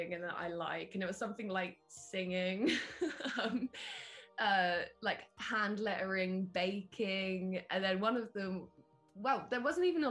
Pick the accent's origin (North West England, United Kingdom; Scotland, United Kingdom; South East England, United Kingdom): South East England, United Kingdom; Isle of Wight; now in Brighton, United Kingdom; I'm based in Brighton currently, but I'm from the Isle of Wight, like a tiny little island at the bottom of the UK.